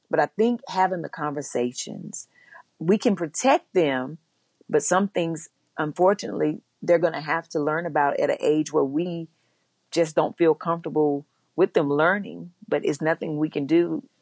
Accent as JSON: {"language": "English", "region": "the South", "country": "United States", "tie": "born or raised there", "said": "And for me, growing up in the South, it wasn't even just the police officers."}